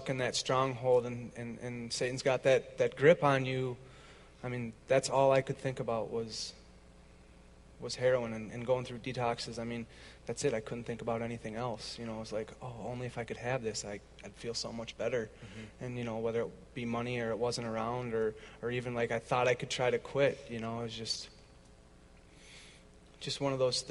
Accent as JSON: {"language": "English", "town": "Roseville", "region": "Minnesota", "country": "United States", "tie": "born or raised there", "said": "I'm from Roseville. Went to Roseville High School"}